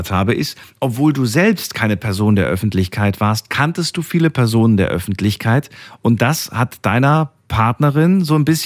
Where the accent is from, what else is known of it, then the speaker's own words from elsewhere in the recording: Neuss, North Rhine-Westphalia, Germany; Grüß ich komme aus Neuss.